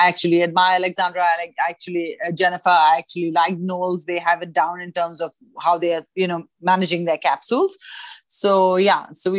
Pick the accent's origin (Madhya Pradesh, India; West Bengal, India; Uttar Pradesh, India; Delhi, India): Delhi, India; New Delhi; So it's funny that when we met at school, I came from New Delhi.